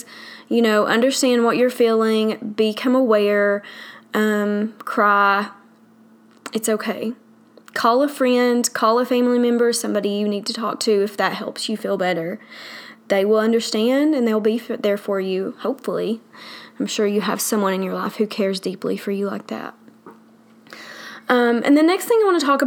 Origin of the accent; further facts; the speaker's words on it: the South, United States; accent: southern; I live in the South, obviously from my accent